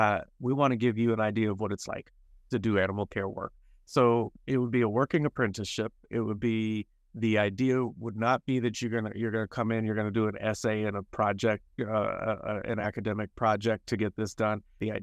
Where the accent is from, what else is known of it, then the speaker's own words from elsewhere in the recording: North Carolina, United States; I was raised in North Carolina by two Black parents